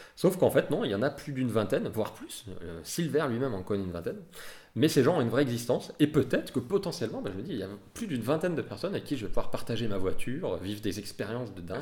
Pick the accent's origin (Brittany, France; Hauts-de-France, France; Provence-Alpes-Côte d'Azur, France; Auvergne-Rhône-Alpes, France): Auvergne-Rhône-Alpes, France; Lyon; nous, on est lyonnais